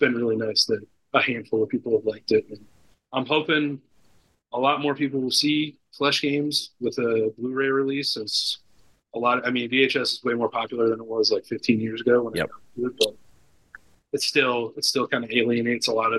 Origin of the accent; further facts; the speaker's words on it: Northern Illinois, United States; moved away; I'm from Northern Illinois originally, and Southern Illinois is a completely different world